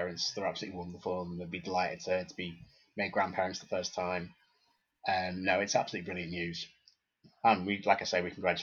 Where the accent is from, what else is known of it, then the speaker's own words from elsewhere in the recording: England, United Kingdom; for us as English people